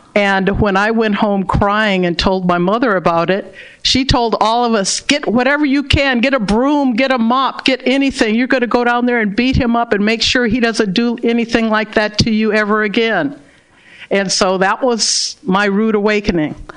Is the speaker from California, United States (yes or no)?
yes; Berkeley, California, United States; I was born and raised in Berkeley, California